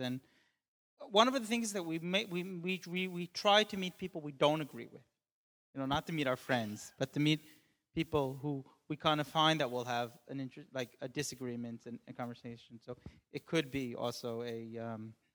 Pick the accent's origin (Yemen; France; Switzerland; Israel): Israel; Jerusalem, Jerusalem District; moved away; also born or lived in New York / Weimar, Germany; I grew up in Jerusalem